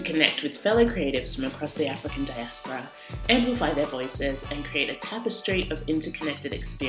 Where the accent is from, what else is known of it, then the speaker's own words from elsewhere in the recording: Sydney, New South Wales, Australia; now in London, United Kingdom; I grew up in Sydney, Australia, and now I live in London.